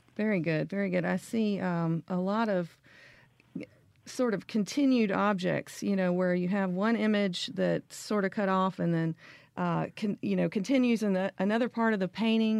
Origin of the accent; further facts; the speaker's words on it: Memphis, Tennessee, United States; I'm also from Memphis